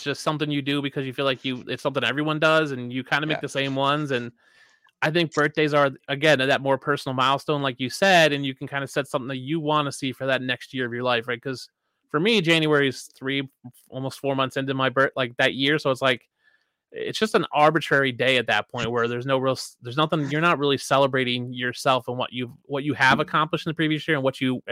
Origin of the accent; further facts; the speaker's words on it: Philadelphia, Pennsylvania, United States; now in Madison, United States; I'm from Philadelphia originally, live in Madison, Wisconsin now. So like, we grew up close to each other, you know, the same area